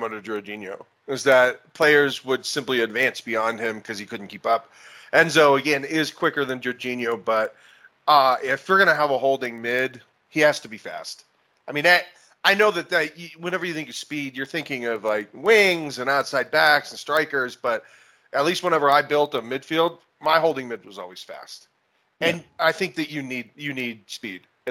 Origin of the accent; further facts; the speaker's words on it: United States; I'm naturally an American